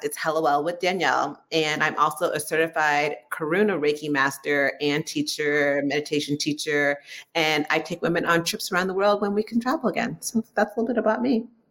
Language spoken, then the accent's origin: English; San Francisco Bay Area, California, United States; I am from San Francisco Bay Area. So I always tell people if you hear the word hella, don't be surprised because it is my hella favorite word